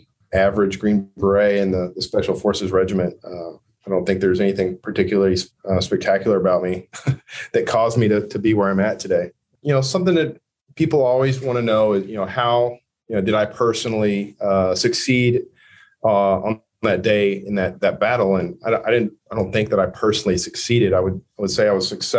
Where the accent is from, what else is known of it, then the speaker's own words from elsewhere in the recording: Merritt, Oklahoma, United States; moved away as an adult; I've gone back to my hometown a couple times, Merritt, Oklahoma.